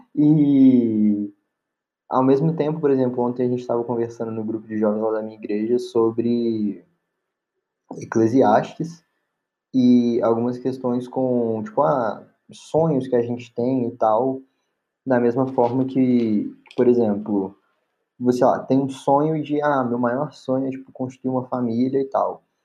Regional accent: Belo Horizonte, Minas Gerais, Brazil; sou de BH

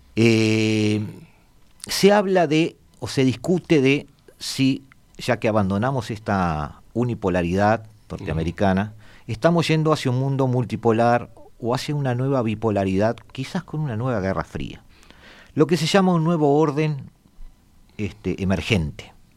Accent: Uruguay; yo soy uruguayo

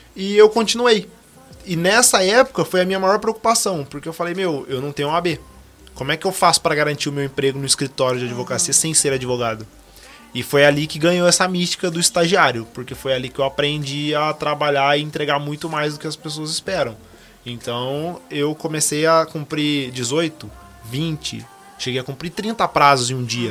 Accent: Guará, interior of São Paulo, Brazil; Eu sou de Guará, sou do interior de São Paulo

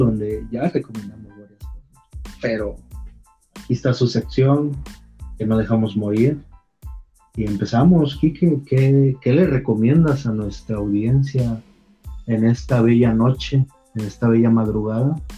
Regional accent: Chiapas, Mexico; Quiero regresar a mis chiapas

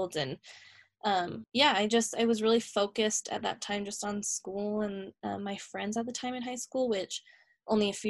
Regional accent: Harriman, United States; now in Salt Lake City, United States; I grew up in Harriman

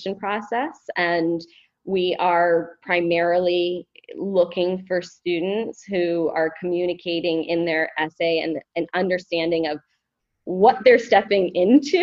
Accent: Maine, United States; I actually was born and raised in Maine

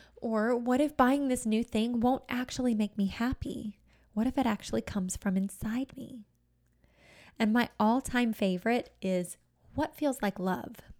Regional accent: United States; being an American

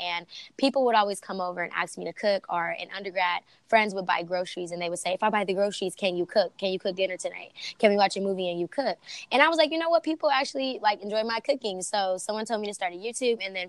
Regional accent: Los Angeles, California, United States; I'm originally from South Central

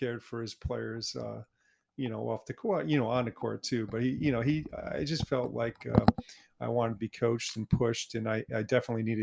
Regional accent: Groton, Connecticut, United States; I grew up in Groton, Connecticut

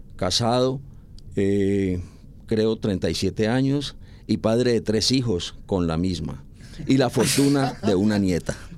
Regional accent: Cali, Valle del Cauca, Colombia; soy caleño de 64 años del barrio popular, estudié primaria en la escuela Marco Fidel Suárez

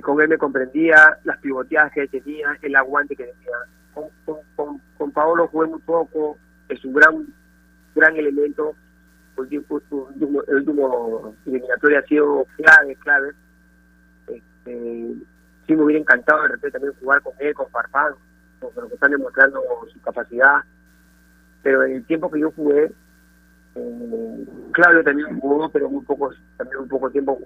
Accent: Peru; moved away as an adult; por el Perú, por, el, por mi país

